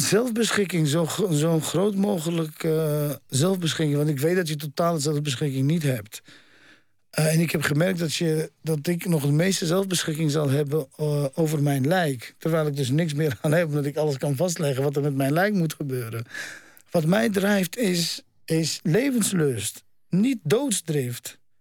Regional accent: Netherlands; also born or lived in Amsterdam; Ik ben in Nederland opgegroeid

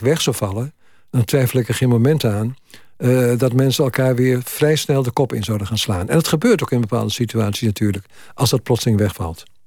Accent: Twente, Overijssel, Netherlands; moved away; ik kom uit, uit Twente

